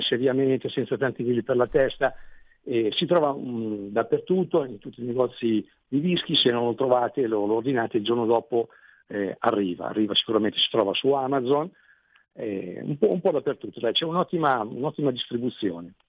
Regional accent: Lignano Sabbiadoro, Friuli-Venezia Giulia, Italy; io sono di Lignano

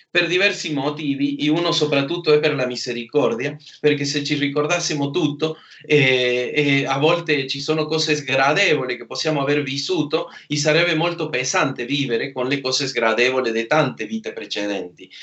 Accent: Argentina; moved away

